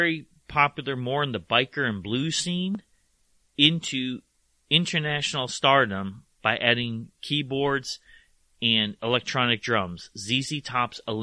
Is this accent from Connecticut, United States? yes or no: yes; New Haven, Connecticut, United States; growing up around New Haven